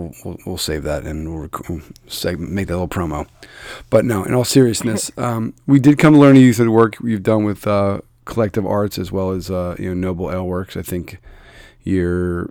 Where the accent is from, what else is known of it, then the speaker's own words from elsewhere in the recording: Philadelphia, Pennsylvania, United States; moved away; I'm from Philadelphia